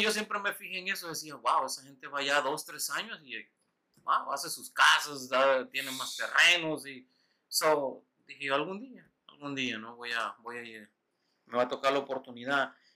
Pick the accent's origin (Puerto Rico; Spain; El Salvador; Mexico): El Salvador; Usulután; moved away; also born or lived in Winchester; yo nací en San Salvador, pero nací en un pueblito que se llama Usulután.